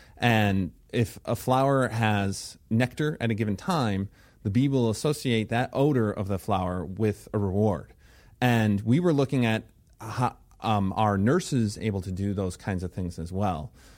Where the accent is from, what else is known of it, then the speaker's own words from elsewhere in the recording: Illinois, United States; So let's see. I started off in Illinois, where I grew up outside of Chicago, and I went to the University of Illinois at Champaign-Urbana for my undergraduate.